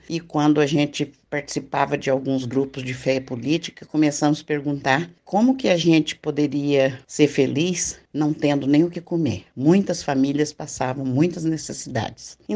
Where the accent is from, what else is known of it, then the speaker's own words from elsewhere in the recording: Minas Gerais, Brazil; moved away as an adult; now in São Paulo, Brazil; Vim de Minas Gerais e vim para São Paulo, que meu marido tinha que procurar trabalho